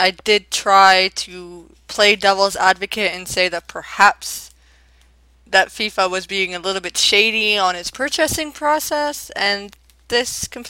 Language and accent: English; Canada; speaking from experience as a Canadian